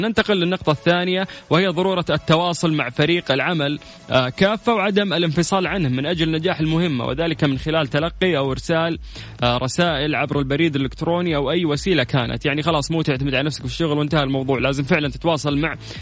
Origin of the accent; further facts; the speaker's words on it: Saudi Arabia; عندنا في المملكة العربية السعودية